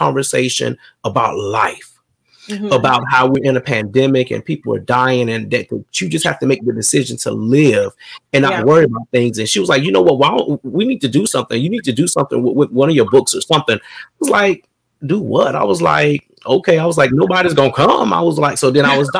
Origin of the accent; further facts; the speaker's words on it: Sumter, South Carolina, United States; So I was born in a big city of Sumter, South Carolina, but in a little small area. Grew up with it's seven siblings